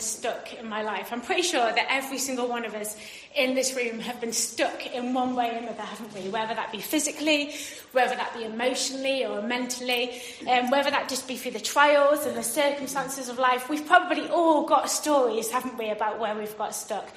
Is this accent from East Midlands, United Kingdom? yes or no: yes; Derbyshire, East Midlands, United Kingdom; moved away as an adult; also born or lived in Paisley, Scotland; I moved from Derbyshire, which is where I grew up to Scotland